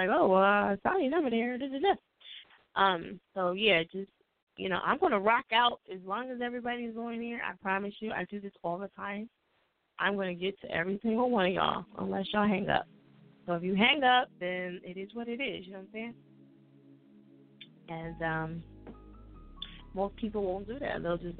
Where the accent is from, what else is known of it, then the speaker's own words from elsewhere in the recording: New Jersey, United States; I'm from Jersey